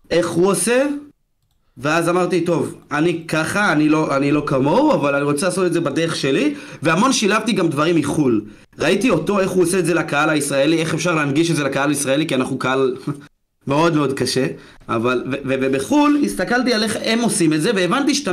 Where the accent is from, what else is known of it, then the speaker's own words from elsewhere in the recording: Georgia; נולדתי עם ערכים, בכל זאת אני גרוזיני, אז יש לנו את הנימוסים הסובייטים וכאלה, אתה יודע.